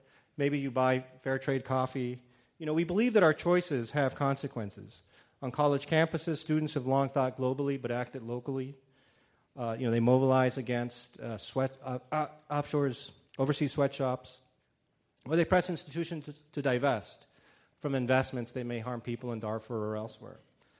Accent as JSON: {"language": "English", "country": "Mexico", "tie": "born or raised there", "lives_now": "United States", "said": "I am proud I grew up in Mexico, and I'm even more proud to be an American"}